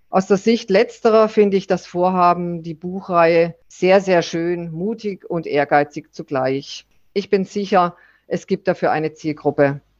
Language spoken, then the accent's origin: German; Southern Germany, Germany; Ich dagegen bin eben Süddeutsche und äh, mehr dem Süden verbunden, hier in Bayern und weiter nach Italien und vor allen Dingen nach Griechenland.